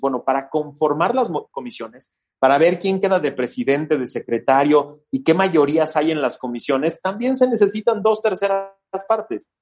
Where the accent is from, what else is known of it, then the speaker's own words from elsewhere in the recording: Mexico City, Mexico; a mí no me gusta sentir que soy eh, chilango del oeste